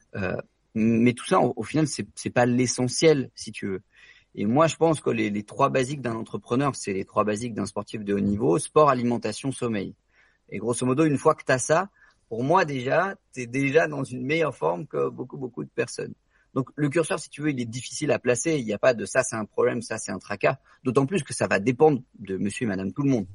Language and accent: French; France; l'ensemble de nous tous, en tant que Français